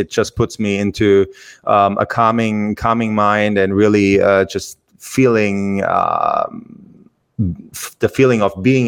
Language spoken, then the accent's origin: English; Germany; English is a second language; moved away as an adult; I'm from Germany, and English is my second language